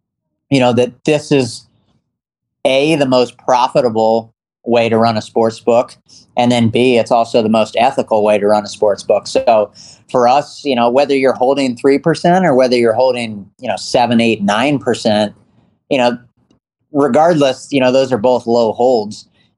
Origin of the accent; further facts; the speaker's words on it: East Coast, United States; Yeah, I grew up on the East Coast.